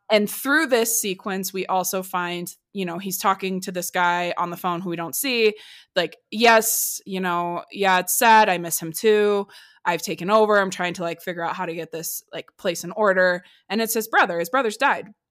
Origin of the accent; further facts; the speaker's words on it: Midwest, United States; I'm from the Midwest